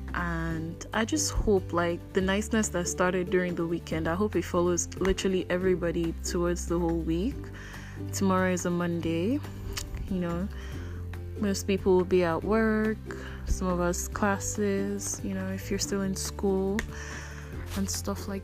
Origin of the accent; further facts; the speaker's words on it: Enugu State, Nigeria; I'm Igbo from Enugu State